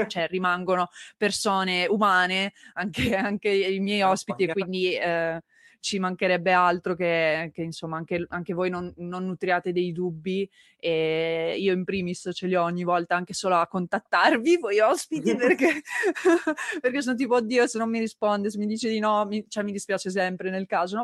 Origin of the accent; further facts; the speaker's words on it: Turin, Piedmont, Italy; now in Veneto, Italy; io in realtà sono torinese